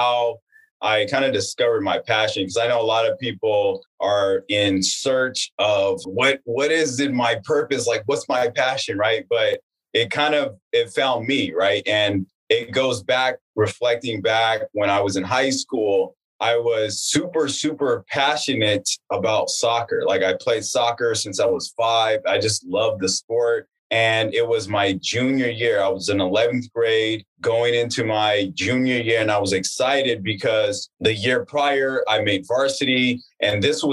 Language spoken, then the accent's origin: English; Palmdale, California, United States; also born or lived in Northridge, California; now in Los Angeles, United States; I grew up in Los Angeles in a small town called Palmdale, California